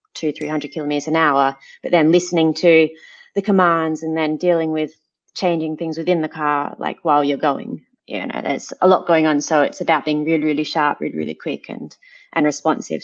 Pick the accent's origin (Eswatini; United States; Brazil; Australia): Australia; Adelaide Hills, South Australia; moved away as an adult; now in Monaco; I'm from the Adelaide Hills where we have space